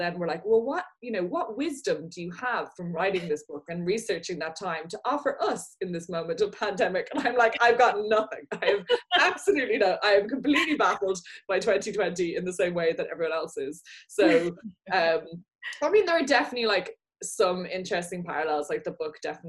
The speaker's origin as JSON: {"language": "English", "country": "Ireland", "moved": "yes", "lives_now": "United Kingdom", "said": "I'm an Irish person who lives in the UK."}